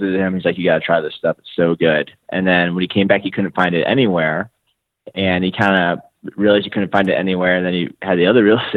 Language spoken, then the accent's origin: English; St. Louis, Missouri, United States; I'm an attorney from St. Louis, Missouri